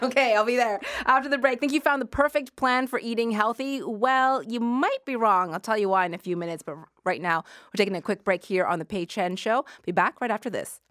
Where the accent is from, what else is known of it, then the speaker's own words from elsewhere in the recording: Halifax, Nova Scotia, Canada; I grew up in Halifax, and when I was a kid, we used to, uh, go clam digging for fun